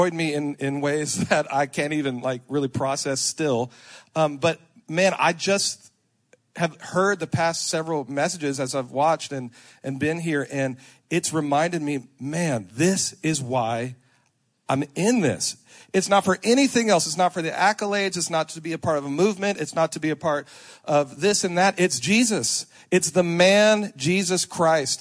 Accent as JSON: {"language": "English", "town": "Lafayette", "region": "Louisiana", "country": "United States", "tie": "born or raised there", "moved": "yes", "lives_now": "Charlotte, United States", "said": "Was born and raised in Lafayette, Louisiana, Cajun"}